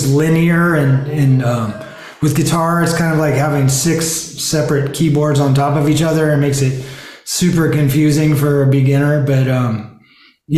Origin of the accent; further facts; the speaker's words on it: San Gabriel, California, United States; also born or lived in Ventura area / Santa Barbara area, California; I was born in San Gabriel area. Sierra Madre Canyon is where my parents lived when I was a little kid or baby